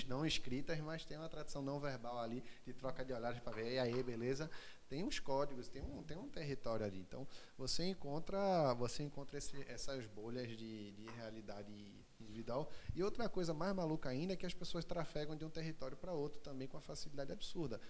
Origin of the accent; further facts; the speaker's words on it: Recife, Pernambuco, Brazil; eu sou daqui de Recife